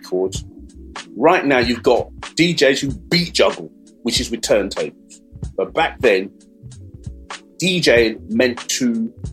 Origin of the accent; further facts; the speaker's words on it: London, United Kingdom; So we came from the Brent area. I came from Wilson.